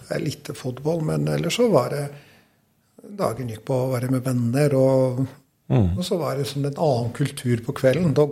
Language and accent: Norwegian; Kosovo; Norwegian is a second language; eh, nei, det er jo helt vanlig barndom